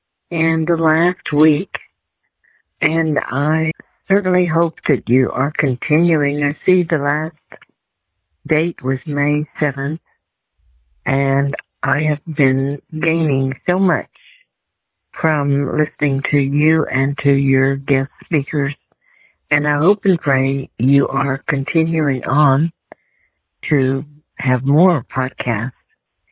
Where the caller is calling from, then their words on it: Texas, United States; I'm calling from Texas